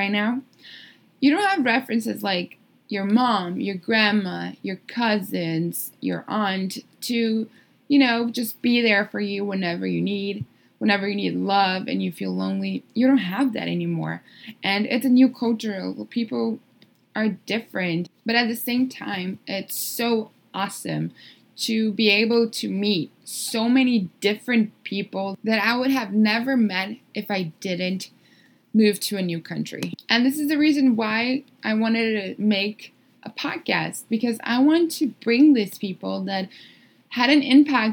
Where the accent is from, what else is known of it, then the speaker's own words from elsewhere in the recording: São Paulo, Brazil; moved away as an adult; also born or lived in Miami, United States; I was born and raised in Brazil. São Paulo, Brazil, to be more specific